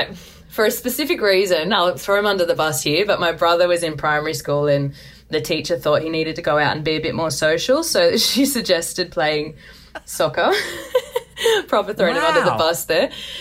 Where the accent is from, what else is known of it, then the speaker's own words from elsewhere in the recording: Melbourne, Victoria, Australia; You know, growing up in Melbourne, we were massive AFL fans.